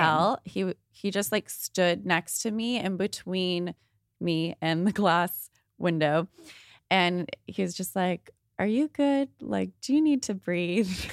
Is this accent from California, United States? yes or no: yes; Thousand Oaks, California, United States; also born or lived in San Pedro, California; I moved from San Pedro to Thousand Oaks in first grade.